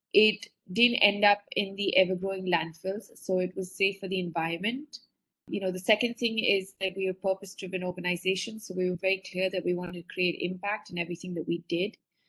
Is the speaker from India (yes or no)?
yes; India; born there; I was born in India, but I had never lived here as an adult or worked here.